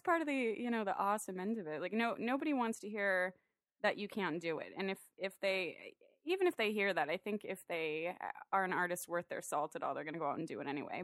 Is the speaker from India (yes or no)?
no; San Diego, California, United States; also born or lived in Orange County; I was born and raised in San Diego, grew up in O B